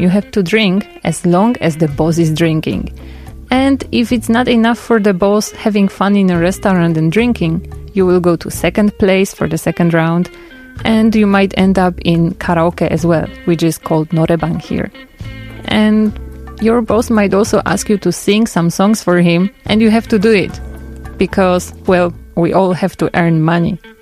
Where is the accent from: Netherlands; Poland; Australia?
Poland; moved away as an adult; now in South Korea; I'm from Poland